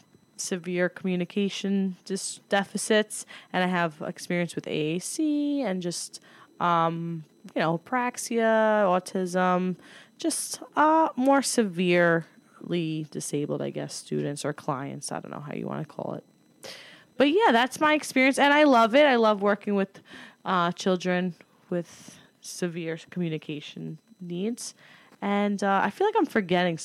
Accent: New York City, New York, United States; also born or lived in Greece; I am from Staten Island

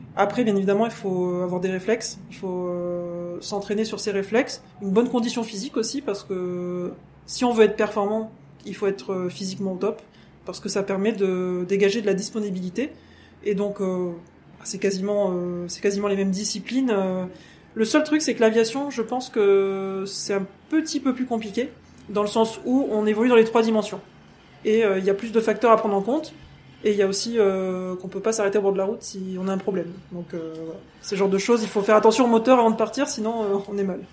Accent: France; je suis française et anglaise, hein, donc j'ai des origines anglaises aussi.

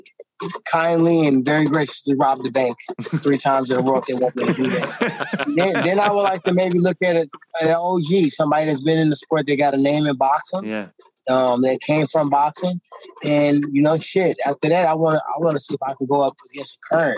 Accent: Ferguson, Missouri, United States; I came from Ferguson

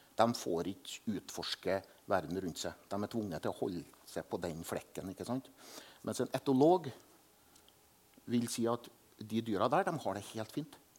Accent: Selbu, Trøndelag, Norway; jeg er jo vokst opp med at alle dyr i melkefjøset til min far, for eksempel hjemme i Selbu, hadde navn

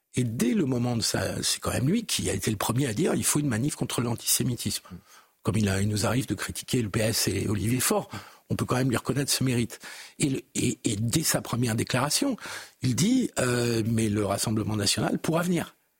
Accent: France

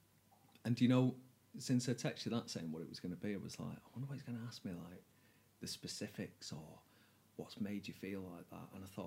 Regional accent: Manchester, North West England, United Kingdom; I'm from North Manchester as well, and I feel like crime there was a bit different.

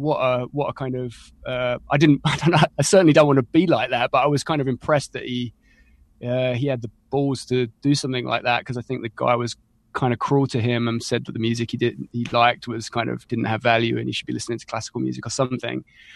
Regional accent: East of England, United Kingdom; Yeah, I'm an Essex boy, but I probably couldn't be further from the Essex boy stereotype.

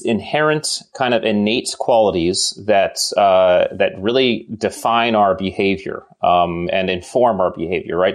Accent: Connecticut, United States; I grew up in New England and, uh, we are, you know, you know, nice, nice town in Connecticut

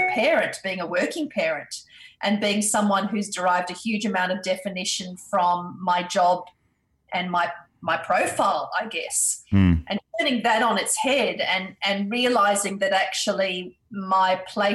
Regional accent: Perth, Western Australia, Australia; also born or lived in India; as a family we immigrated to Australia, and I did my schooling and uni years here in Australia

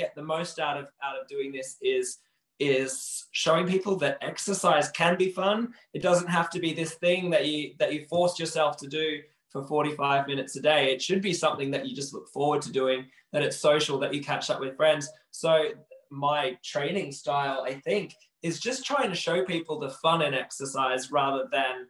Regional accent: Perth, Western Australia, Australia; accent: Australian; moved away as an adult; now in Manchester, United Kingdom; I was born in Perth in Western Australia

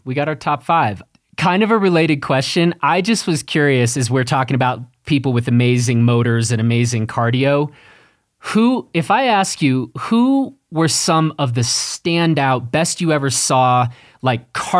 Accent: Chicago, Illinois, United States; I grew up in Chicago

